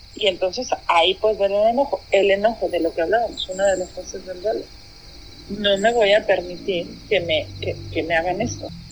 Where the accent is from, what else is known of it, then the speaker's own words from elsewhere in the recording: Mexico; como mexicanos al menos hemos llegado